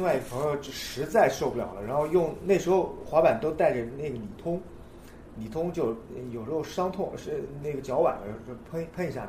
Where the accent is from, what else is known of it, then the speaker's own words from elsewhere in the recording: Nanjing, Jiangsu, China; 我来自南京，滑板二十年